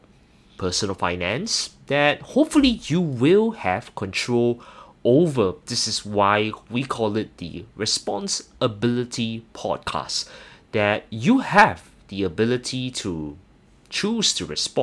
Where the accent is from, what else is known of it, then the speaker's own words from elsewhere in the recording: Singapore; I'm not sure whether you can tell from my accent, I actually hail from Singapore.